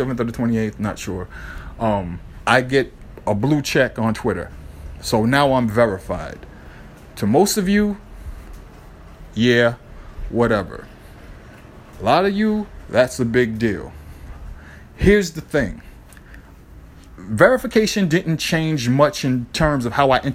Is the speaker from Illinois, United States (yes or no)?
no; Boston, Massachusetts, United States; growing up in Boston